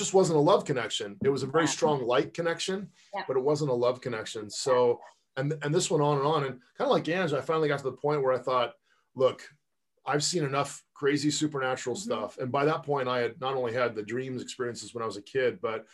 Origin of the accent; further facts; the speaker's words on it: Pasadena, California, United States; also born or lived in Palos Verdes, California / Silicon Valley; I grew up in Southern California in Pasadena